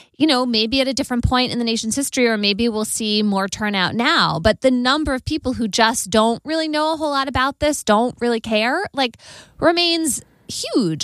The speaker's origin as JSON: {"language": "English", "region": "Connecticut", "country": "United States", "tie": "born or raised there", "said": "my home state of Connecticut"}